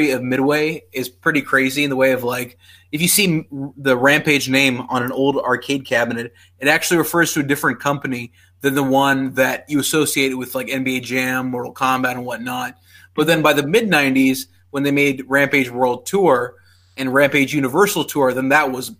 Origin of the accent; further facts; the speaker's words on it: Pakistan; moved away; I grew up in Pakistan